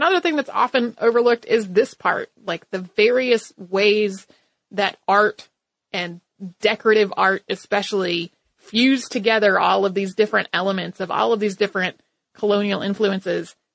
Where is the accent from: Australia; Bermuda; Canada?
Bermuda; born or raised there